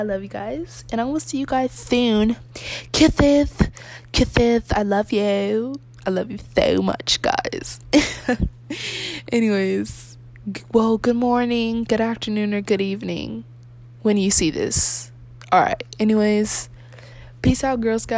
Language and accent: English; United States; I'm American